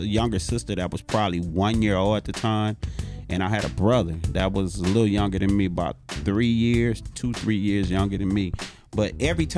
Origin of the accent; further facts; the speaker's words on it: Los Angeles, California, United States; I was born in the Nickersons.